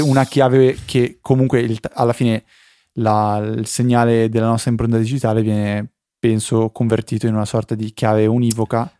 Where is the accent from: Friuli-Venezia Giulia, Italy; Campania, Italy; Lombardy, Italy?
Lombardy, Italy; near Busto Arsizio; io sono un finto bustocco perché non sono proprio di Busto Arsizio